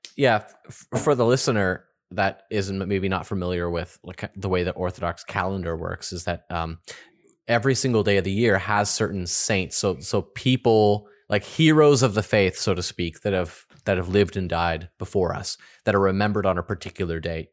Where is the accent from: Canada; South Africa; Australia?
Canada; I'm culturally Canadian